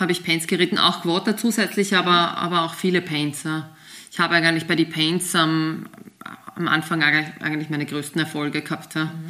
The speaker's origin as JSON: {"language": "German", "country": "Austria", "said": "und haben uns dann eben einen Trainer gesucht. auch bei uns in Österreich"}